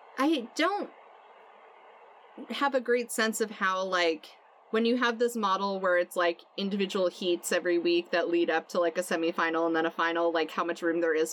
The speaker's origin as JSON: {"language": "English", "region": "Vermont", "country": "United States", "said": "I've told some people that I'm from Vermont"}